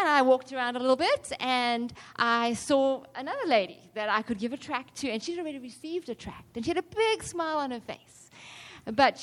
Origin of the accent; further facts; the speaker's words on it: South Africa; I'm from South Africa